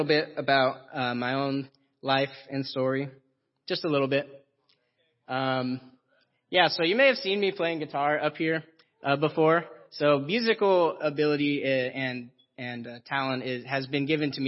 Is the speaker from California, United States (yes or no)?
yes; Roseville, California, United States; I was born in Roseville, California